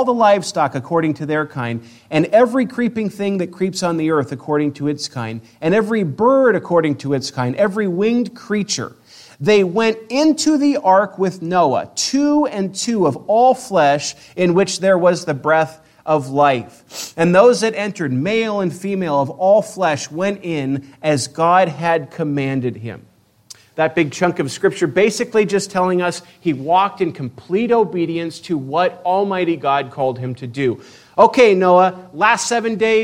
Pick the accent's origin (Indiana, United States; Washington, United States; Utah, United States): Washington, United States; Spokane; moved away as an adult; also born or lived in Eastern Oregon; I grew up in Spokane